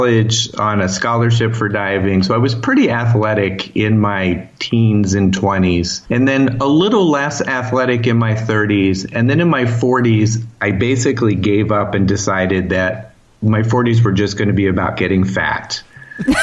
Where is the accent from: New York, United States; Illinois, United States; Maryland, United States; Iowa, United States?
Maryland, United States; Baltimore; also born or lived in Florida; now in California, United States; I was born in Baltimore